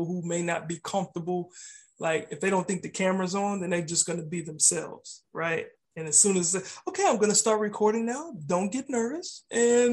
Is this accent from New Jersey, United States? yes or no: no; Austin, Texas, United States; my hometown, Austin, Texas